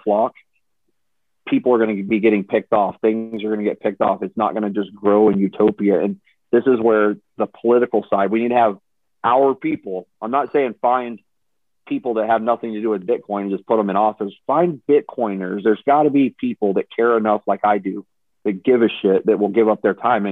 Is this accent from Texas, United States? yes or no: yes; Texas, United States; I'm from Texas my whole life